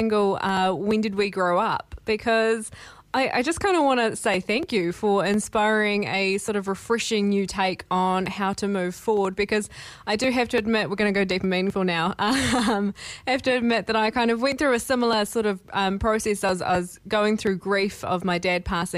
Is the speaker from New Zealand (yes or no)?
yes; Taranaki, New Zealand; I grew up in Taranaki